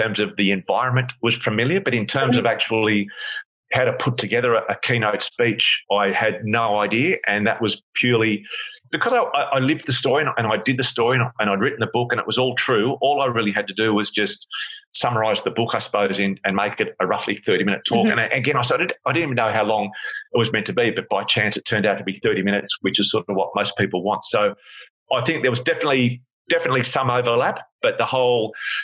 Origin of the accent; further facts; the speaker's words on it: Sydney, New South Wales, Australia; moved away as an adult; now in Perth, Australia; I grew up in Sydney and I moved to Perth to study